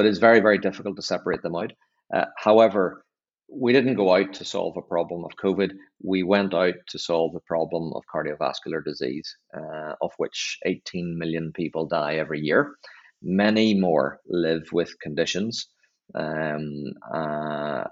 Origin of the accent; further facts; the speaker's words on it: Northern Ireland, United Kingdom; accent: Northern Irish; moved away; I was back home. You can hear by my accent from Northern Ireland